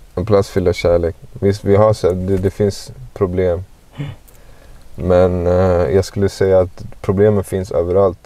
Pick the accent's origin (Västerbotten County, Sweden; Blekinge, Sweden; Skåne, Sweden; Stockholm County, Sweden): Stockholm County, Sweden; Stockholm; Jag växte upp i Guldish